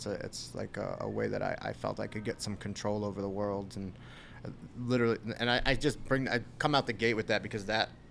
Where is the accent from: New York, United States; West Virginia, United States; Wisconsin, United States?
New York, United States; Long Island; Grew up Long Island, New York